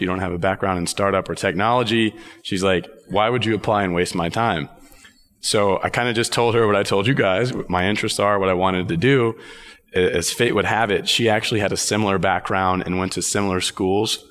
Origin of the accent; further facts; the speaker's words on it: Texas, United States; also born or lived in Dallas; now in New York, United States; I was born and raised in Texas